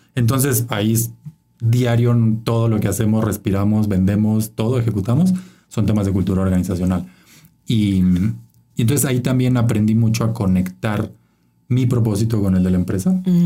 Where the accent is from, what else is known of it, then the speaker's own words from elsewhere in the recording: Chiapas, Mexico; moved away as an adult; now in Mexico City, Mexico; soy de Chiapas, ¿no? El estado más pobre de México y y eso me marcó, siempre creciendo en esa desigualdad sistémica.